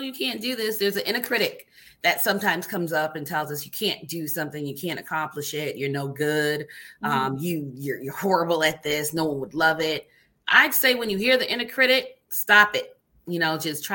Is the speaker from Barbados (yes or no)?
yes; Barbados; now in United States; growing up in a family that's compassionate, you know, like a culture. I'm from Barbados